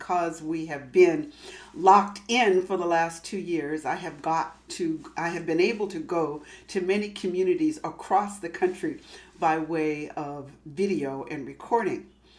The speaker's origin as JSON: {"language": "English", "region": "Massachusetts", "country": "United States", "tie": "born there", "also_born_or_lived": "California", "lives_now": "Los Angeles, United States", "said": "I live in Los Angeles. I was born in Massachusetts. Most of my family is on the East Coast. And because I'm a military brat and because I've spent most of my life out here in California"}